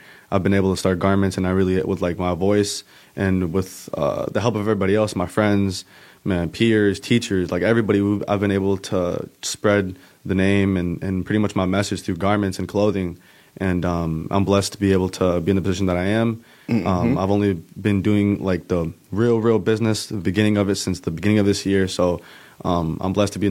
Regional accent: Kenosha, Wisconsin, United States; born and raised in Kenosha

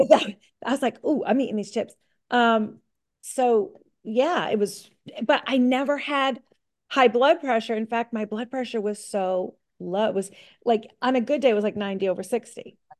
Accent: Middleborough, Massachusetts, United States; I'm from Middleborough, Massachusetts

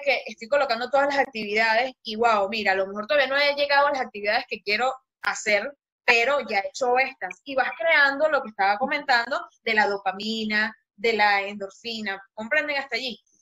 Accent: Venezuela; moved away as an adult; now in Panama; soy venezolana, me mudé a Panamá hace como cinco años más o menos

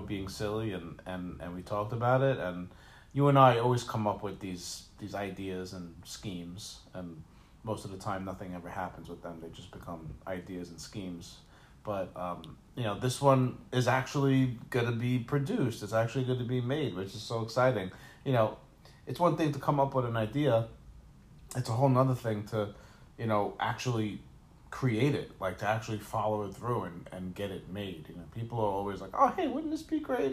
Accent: New York City, New York, United States; also born or lived in Staten Island; I grew up in Brooklyn, Brooklyn and Staten Island, listening to hip hop

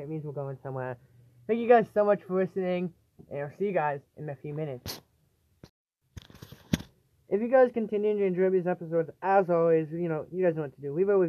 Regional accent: Connecticut, United States; my home state of Connecticut

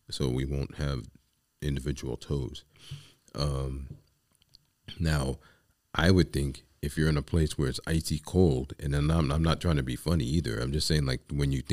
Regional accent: New York City, New York, United States; I grew up in the Bronx with Puerto Ricans.

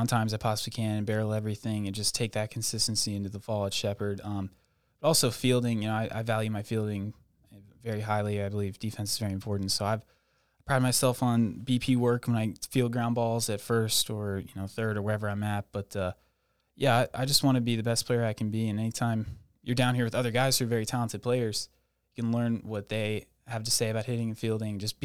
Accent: Morgantown, West Virginia, United States; I'm from Morgantown, West Virginia

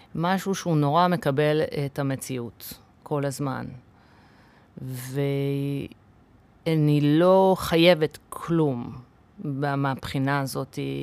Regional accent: Kfar Saba, Central District, Israel; Hebrew is a second language; also born or lived in United States; וגדלתי בפנימייה, אבא שלי היה סגן אה, מנהל פנימייה בשטיינברג בכפר סבא

